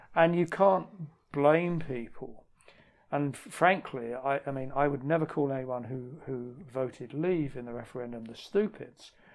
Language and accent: English; London, United Kingdom; a Scottish mm. friend of mine calls me a cockney sweaty sock because I'm from London, but also I'm half Scottish